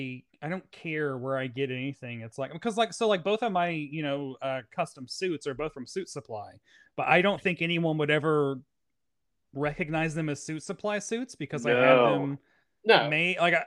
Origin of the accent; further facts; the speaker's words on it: the South, United States; growing up in the South